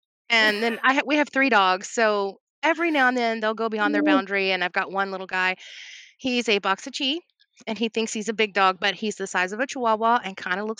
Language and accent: English; Louisville, Kentucky, United States; also born or lived in Mount Vernon, Kentucky; I am in South Central Kentucky, right close by Green River Lake. I was born in Louisville.